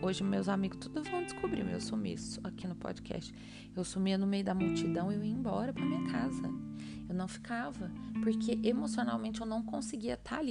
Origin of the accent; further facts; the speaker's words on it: Goiânia, Goiás, Brazil; moved away as an adult; also born or lived in São Paulo; Eu sou de Goiânia, eu fui morar em São Paulo para fazer minha faculdade de moda muito jovem, eu tinha 18 anos quando eu saí de casa